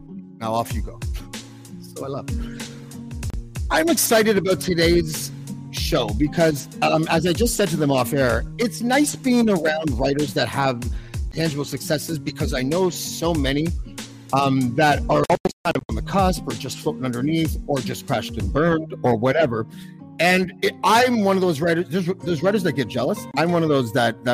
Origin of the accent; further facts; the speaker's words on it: Montreal, Quebec, Canada; I was born in Old Montreal